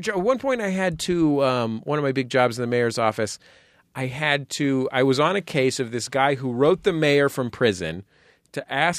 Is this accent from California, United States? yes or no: yes; San Francisco, California, United States; moved away; I realized I've lived here now for 6 years, and I used to be very familiar with the politics in my hometown, San Francisco.